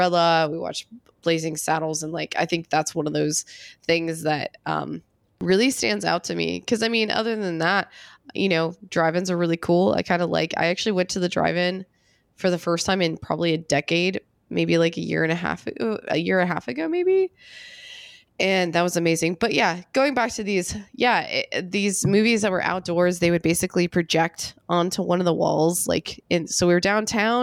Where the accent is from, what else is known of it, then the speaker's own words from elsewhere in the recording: Western New York, United States; I grew up in Western New York where really nothing happened